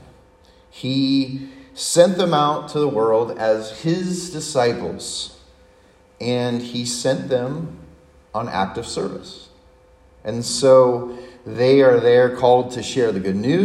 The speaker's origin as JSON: {"language": "English", "town": "San Diego", "region": "California", "country": "United States", "tie": "born or raised there", "said": "growing up in my hometown in San Diego, which is a Navy town"}